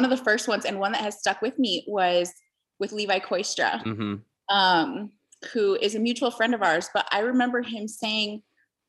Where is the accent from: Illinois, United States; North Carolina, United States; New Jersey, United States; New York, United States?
Illinois, United States; Stickney; moved away as an adult; also born or lived in Ecuador; now in Costa Rica; I grew up in Central Stickney, and it was a great area to grow up in.